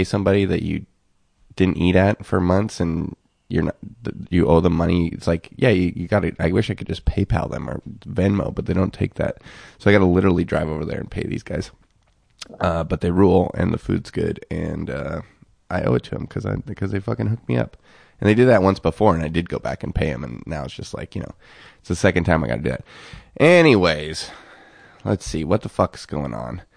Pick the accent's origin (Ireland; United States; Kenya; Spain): United States; Seattle, Washington; now in Los Angeles, United States; growing up in Seattle